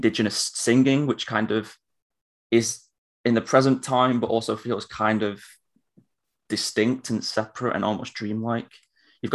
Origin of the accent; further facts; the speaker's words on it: United Kingdom; as a British person